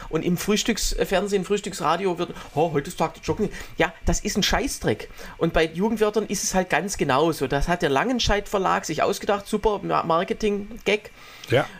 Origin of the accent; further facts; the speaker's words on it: Swabia, Baden-Württemberg, Germany; also born or lived in Waldbach; im Schwäbischen, äh, im Schwabenland, wo ich herkomme